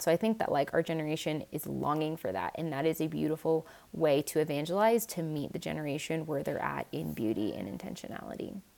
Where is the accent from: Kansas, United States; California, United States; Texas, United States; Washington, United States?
Washington, United States; Seattle area; I grew up in Washington State, in like Seattle area